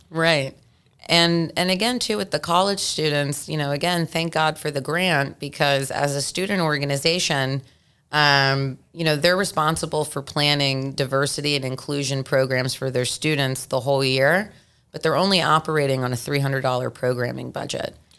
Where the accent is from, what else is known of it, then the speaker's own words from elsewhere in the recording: Memphis, Tennessee, United States; moved away; growing up in Memphis, Tennessee